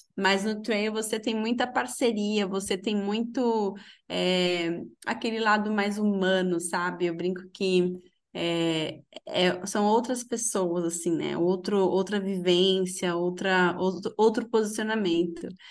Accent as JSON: {"language": "Portuguese", "region": "Minas Gerais", "country": "Brazil", "said": "Eu sou de Minas, de uma cidade bem pequenininha"}